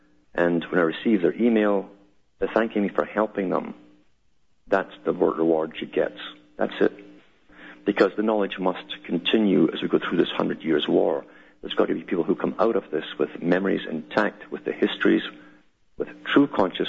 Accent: United Kingdom; I came from Britain. I knew how Britain worked. It's a prototype for the world.

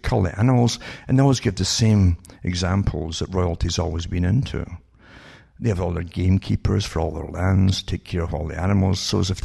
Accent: United Kingdom; I grew up in Britain

